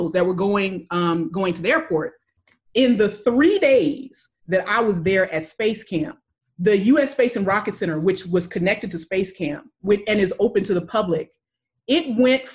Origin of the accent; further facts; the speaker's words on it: California, United States; I was from California.